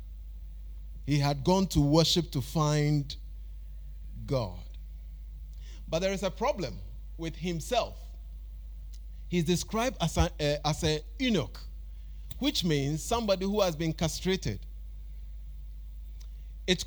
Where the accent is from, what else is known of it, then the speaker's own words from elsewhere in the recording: Ghana; we have Ochenhine, Otumfuo, and all these titles we give to our chiefs and queens